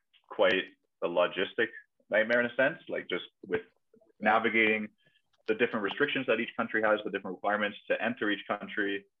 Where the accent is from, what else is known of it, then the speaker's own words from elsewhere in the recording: Germany; if anyone asks me where I'm from, like, I'm from Germany. I'm here as a fan.